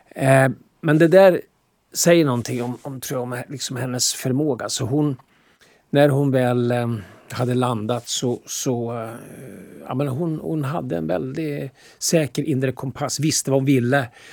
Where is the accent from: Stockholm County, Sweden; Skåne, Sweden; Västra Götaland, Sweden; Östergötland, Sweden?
Östergötland, Sweden; Motala; moved away; vi kom från Motala och att det där aldrig gick ur. Motala gick aldrig ur oss på något sätt.